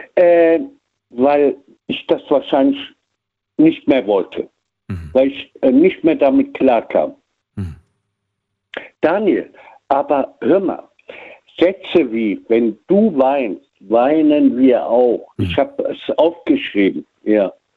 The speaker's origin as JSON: {"language": "German", "town": "Frankfurt", "region": "Hesse", "country": "Germany", "tie": "born or raised there", "also_born_or_lived": "Cologne", "said": "in Frankfurt groß geworden"}